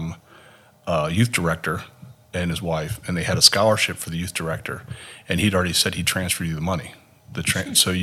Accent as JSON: {"language": "English", "region": "Maryland", "country": "United States", "also_born_or_lived": "Minnesota / Fairfax, Virginia", "moved": "yes", "lives_now": "Haiti", "said": "I'm originally from Maryland"}